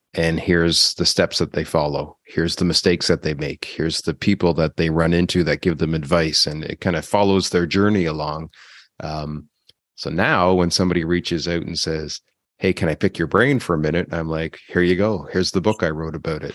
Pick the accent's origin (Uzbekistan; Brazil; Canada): Canada; I'm from Canada